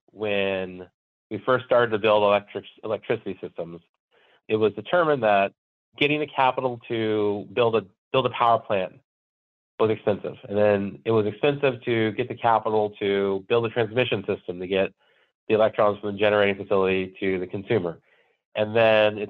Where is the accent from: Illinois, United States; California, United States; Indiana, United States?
California, United States; moved away as an adult; now in Minnesota, United States; So I grew up in California and I moved to Minnesota from California